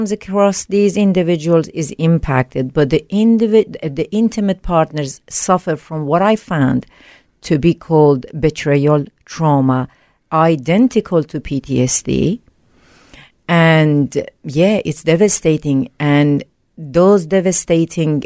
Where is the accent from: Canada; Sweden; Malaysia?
Sweden; English is a second language; moved away as an adult; also born or lived in Iran; now in Australia; at a young age, I moved to Sweden.